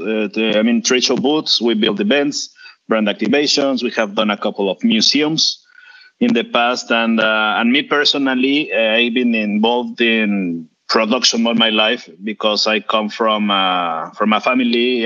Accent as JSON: {"language": "English", "country": "Mexico", "said": "I am from Mexico"}